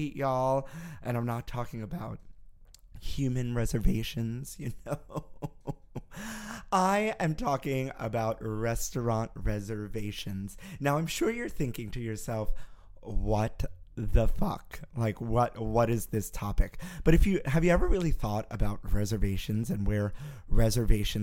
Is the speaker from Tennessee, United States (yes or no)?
no; New York City, New York, United States; growing up in Brooklyn where I did, there was an Entenmann's bakery around the block